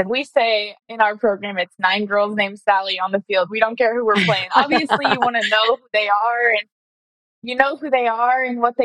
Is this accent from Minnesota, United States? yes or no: no; Nebraska, United States; moved away as an adult; now in Washington, United States; I'm from Nebraska